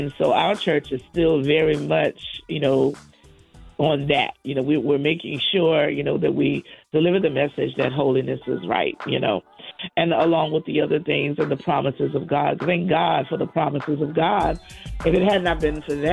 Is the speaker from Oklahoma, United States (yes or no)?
no; South Carolina, United States; also born or lived in Boston, Massachusetts; we moved from Boston to South Carolina in the 70s. And I was a young child